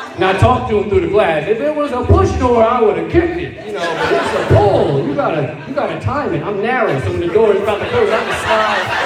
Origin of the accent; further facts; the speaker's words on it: Montclair, New Jersey, United States; I'm from Montclair